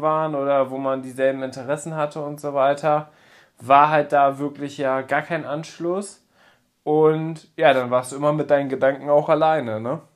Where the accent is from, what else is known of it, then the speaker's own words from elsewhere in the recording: Papenburg, Lower Saxony, Germany; Ich komme gebürtig aus Papenburg, bin da aufgewachsen